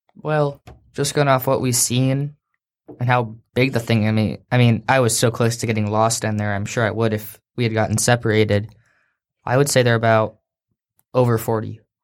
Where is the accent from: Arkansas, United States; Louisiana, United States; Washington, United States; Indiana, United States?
Washington, United States; Seattle; we're from Seattle